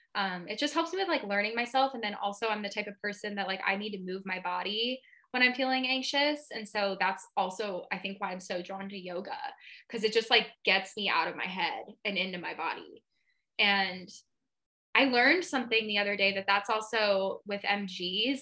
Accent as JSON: {"language": "English", "town": "Seattle", "region": "Washington", "country": "United States", "also_born_or_lived": "Palm Springs, California", "moved": "as an adult", "said": "I'm from Seattle"}